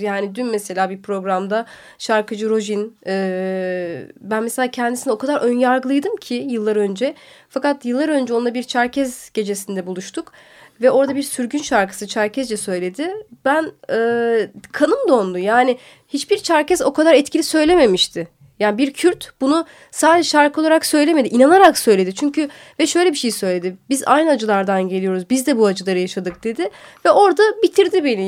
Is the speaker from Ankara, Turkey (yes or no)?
no; Tokat, Turkey; now in Istanbul, Turkey; Tokat, ben Tokatlıyım.